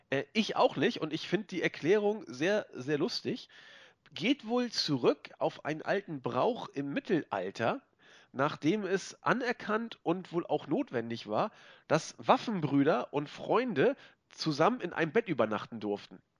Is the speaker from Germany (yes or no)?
yes; Hamburg, Germany; Äh, und das sage ich als Hamburger. Ich bin so diplomatisch drauf.